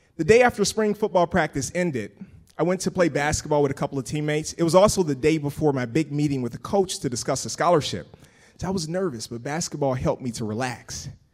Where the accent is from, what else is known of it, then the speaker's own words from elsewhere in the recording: Pensacola, Florida, United States; moved away as an adult; I grew up in Pensacola, Florida